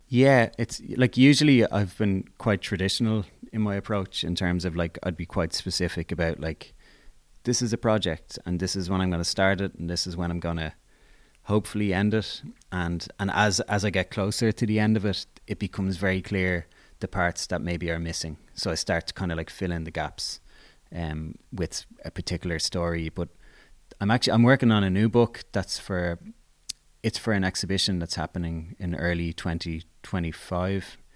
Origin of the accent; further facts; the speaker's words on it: Dublin, Leinster, Ireland; I grew up in Blanchestown